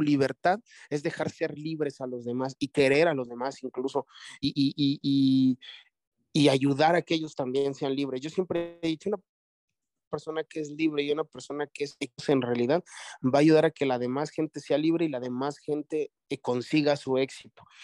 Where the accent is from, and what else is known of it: Mexico